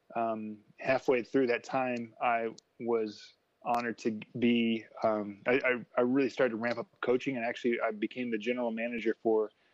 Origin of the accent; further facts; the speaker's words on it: Indiana, United States; moved away as an adult; also born or lived in New Zealand; I'm from Indiana uh, in the United States